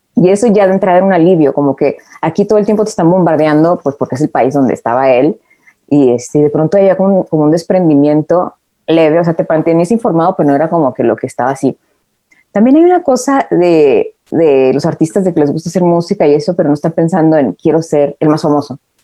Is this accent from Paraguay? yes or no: no; Tijuana, Baja California, Mexico; also born or lived in Mexico City; now in Los Angeles, United States; yo vivía en Tijuana